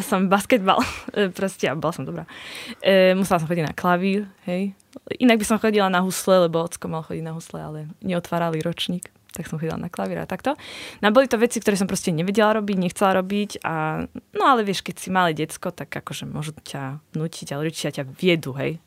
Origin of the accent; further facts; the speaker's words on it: Košice, Košice Region, Slovakia; u nás v Košiciach